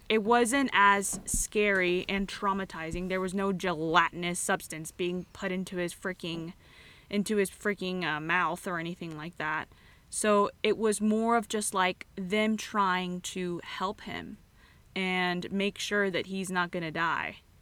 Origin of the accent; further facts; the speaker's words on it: California, United States; I'm from California